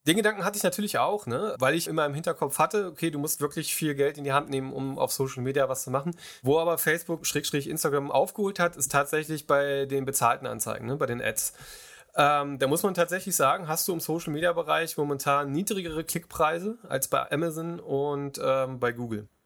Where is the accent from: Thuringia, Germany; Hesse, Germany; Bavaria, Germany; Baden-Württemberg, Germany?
Hesse, Germany; Kassel; ich komme aus Kassel